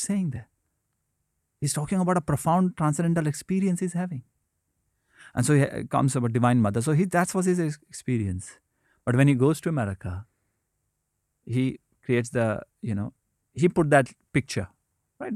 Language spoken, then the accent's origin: English; India; when I was growing up in India